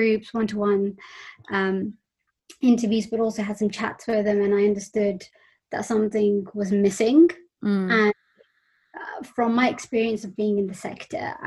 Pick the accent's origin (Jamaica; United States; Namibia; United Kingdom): United Kingdom; London; I grew up in West London in an extended family with my grandparents and my cousins